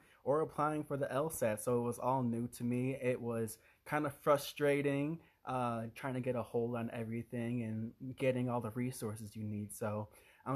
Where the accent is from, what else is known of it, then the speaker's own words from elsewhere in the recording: Illinois, United States; I was born in Illinois, raised in Illinois